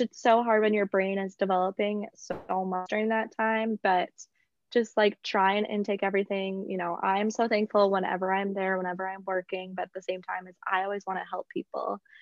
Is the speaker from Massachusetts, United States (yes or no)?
no; South Dakota, United States; moved away as an adult; also born or lived in Mankato, Minnesota; now in North Carolina, United States; I'm originally from South Dakota, the state with no pro sports